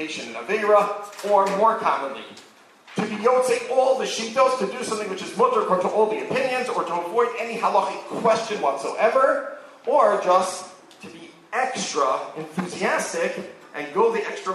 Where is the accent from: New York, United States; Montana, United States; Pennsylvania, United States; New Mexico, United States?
New York, United States; now in Israel; I grew up in New York, where it was very different.